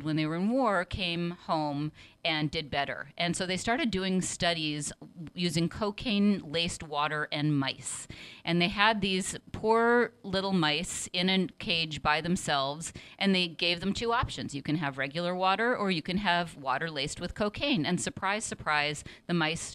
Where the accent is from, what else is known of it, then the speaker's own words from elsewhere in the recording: Seattle, Washington, United States; also born or lived in New York City; now in San Francisco, United States; I'm originally from Seattle.